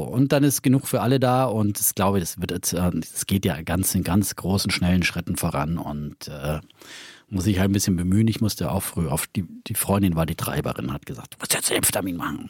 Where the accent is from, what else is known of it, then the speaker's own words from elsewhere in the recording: Bavaria, Germany; mir persönlich als Franke